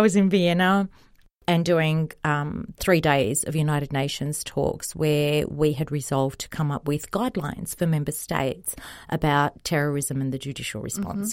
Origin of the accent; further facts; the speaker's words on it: Australia; also born or lived in Egypt; my parents came to Australia when I was two from Egypt